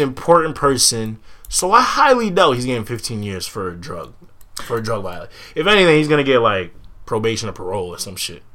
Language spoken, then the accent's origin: English; Medford, Massachusetts, United States; I'm from Medford, but you know, I'm from the block RSP 134